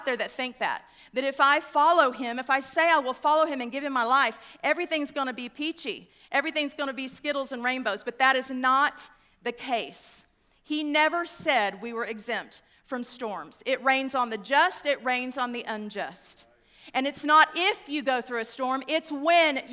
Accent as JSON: {"language": "English", "region": "West Texas", "country": "United States", "tie": "born or raised there", "also_born_or_lived": "DeSoto, Texas", "said": "I grew up in West Texas, and you can take me out, but you can't take it out of me"}